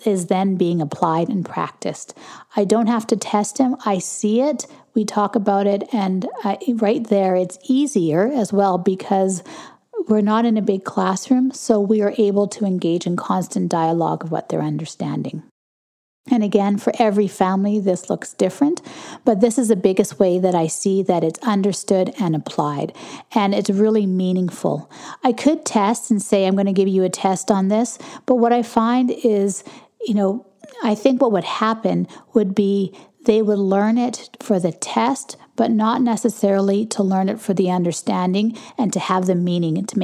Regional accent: Canada; I'm Canadian

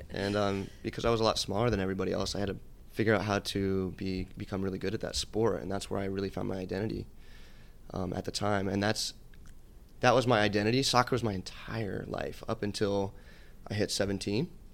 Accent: Atlanta, Georgia, United States; moved away as an adult; also born or lived in Connecticut; now in Los Angeles, United States; I grew up in Atlanta. I c, actually moved there when I was ten years old

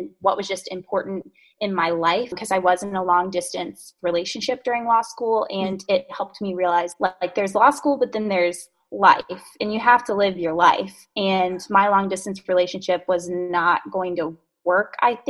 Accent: North Carolina, United States; I'm from North Carolina, was here my whole life, and then really wanted to be in DC for law school, which was awesome.

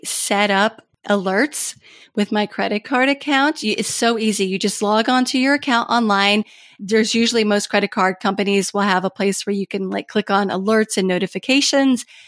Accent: Kentucky, United States; born or raised there; moved away as an adult; also born or lived in Washington, D.C.

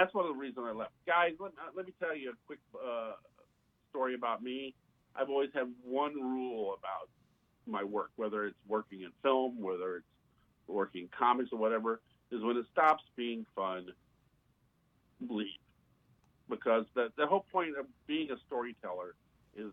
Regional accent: Indiana, United States; moved away as an adult; also born or lived in New York; now in Tampa, United States; I grew up in Indiana

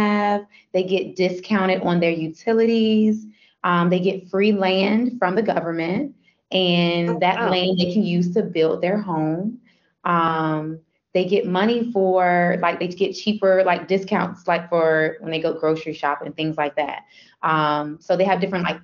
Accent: Virginia, United States; also born or lived in United Arab Emirates; I'm from Virginia.

